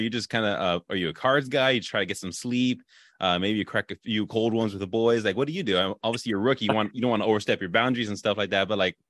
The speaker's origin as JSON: {"language": "English", "region": "California", "country": "United States", "tie": "born or raised there", "said": "I grew up in California"}